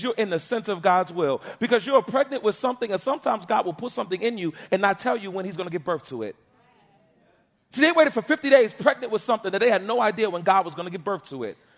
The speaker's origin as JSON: {"language": "English", "town": "New York City", "region": "New York", "country": "United States", "tie": "born or raised there", "said": "I was born and raised in Harlem, New York"}